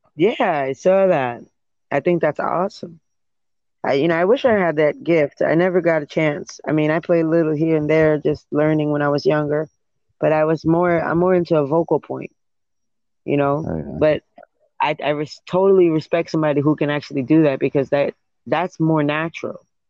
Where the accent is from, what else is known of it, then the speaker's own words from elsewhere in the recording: New York City, New York, United States; moved away as an adult; now in Florida, United States; I'm from Brooklyn, New York